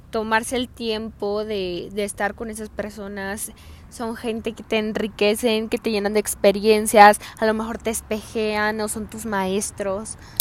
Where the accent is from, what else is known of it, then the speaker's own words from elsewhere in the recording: Hidalgo del Parral, Chihuahua, Mexico; moved away as an adult; yo soy de Hidalgo del Parral, Chihuahua.